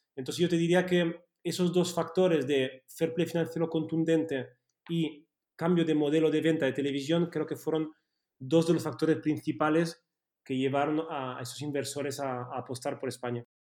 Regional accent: Switzerland; Spanish is a second language; moved away as an adult; now in Spain; yo crecí en Suiza eh, y, cuando vine aquí con 18 años

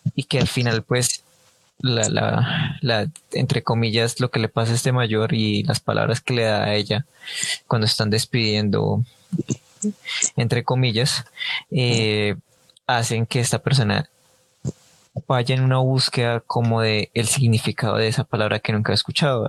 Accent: Colombia; nuestro dialecto colombiano, porque pues acá en Colombia

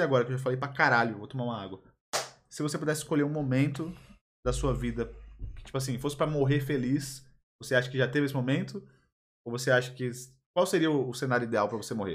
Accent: Belo Jardim, Pernambuco, Brazil; now in São Paulo, Brazil; Eu sou lá do interior de Pernambuco, né? lá em Belo Jardim.

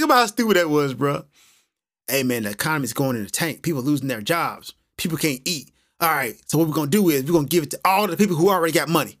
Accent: United States; now in Japan; I'm American, I'm living in Japan

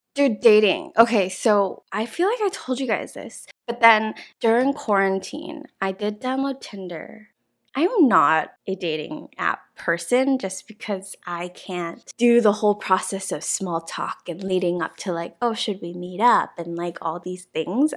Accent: United States; moved away as an adult; now in South Korea; I'm from America, but I am Chinese

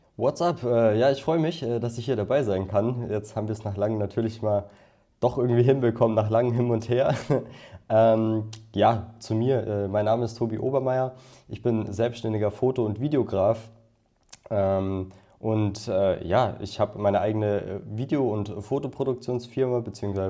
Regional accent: Bad Tölz, Bavaria, Germany; ich komme aus der Nähe von München. Das ist ungefähr also aus Bad Hölz.

